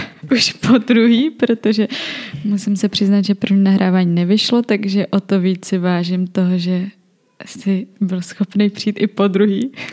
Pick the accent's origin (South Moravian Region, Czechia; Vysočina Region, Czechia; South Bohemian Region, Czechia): South Bohemian Region, Czechia; já jsem z Jižních Čech